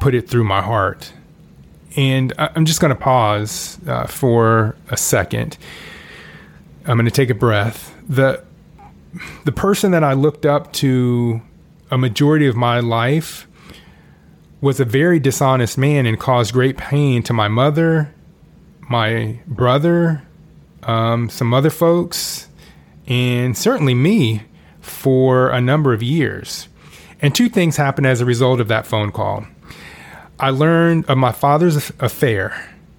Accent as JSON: {"language": "English", "town": "Orlando", "region": "Florida", "country": "United States", "tie": "born or raised there", "also_born_or_lived": "Kansas City", "said": "We moved from Kansas City to Orlando when I was 8"}